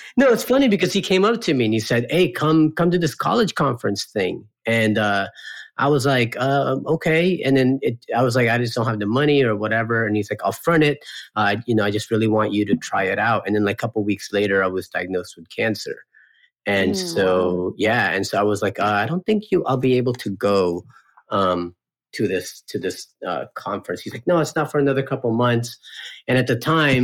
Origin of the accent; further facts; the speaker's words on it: California, United States; also born or lived in Philippines / Florida; I was born in the Philippines, moved to California, I think in 84 or so. I was like 6, 7 years old at the time. Pretty much grew up in California until I was 18